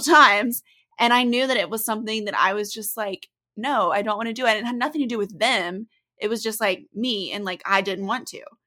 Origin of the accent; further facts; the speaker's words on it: the South, United States; growing up in the South